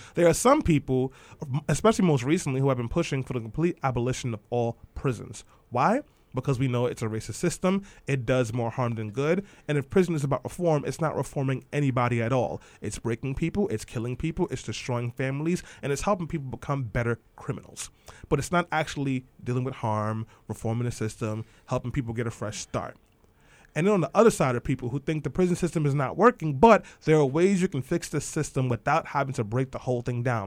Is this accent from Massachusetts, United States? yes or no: no; New York City, New York, United States; I grew up in East New York and Brownsville